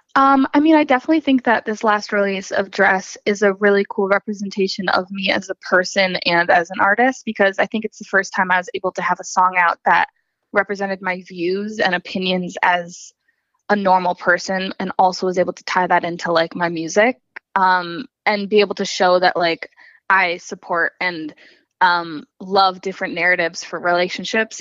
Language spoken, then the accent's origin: English; Hopkinton, Massachusetts, United States; moved away as an adult; now in Nashville, United States; I'm actually from outside of Boston, Massachusetts. Um, so I grew up in Hopkinton, Mass, and went to high school there